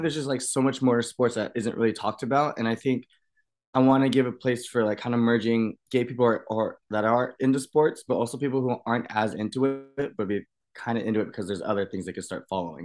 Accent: United States; I grew up in Washington

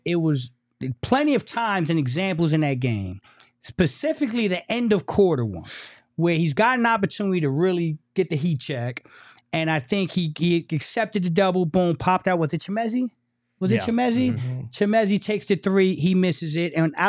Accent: Newark, New Jersey, United States; I am from Newark, New Jersey, the Brick City. Not Lyndhurst.

